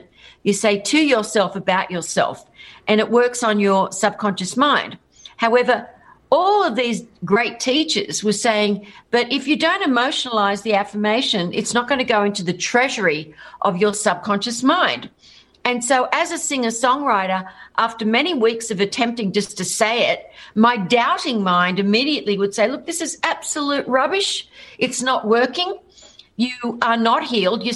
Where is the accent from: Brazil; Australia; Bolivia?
Australia; So I'm Australian. G'day. And I was a rock singer in Australia